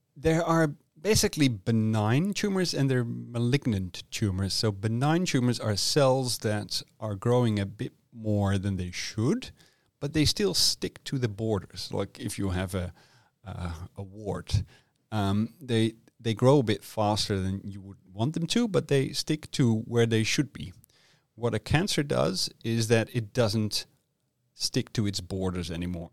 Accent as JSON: {"language": "English", "country": "Netherlands", "moved": "as an adult", "lives_now": "Perth, Australia", "said": "I'm originally from the Netherlands"}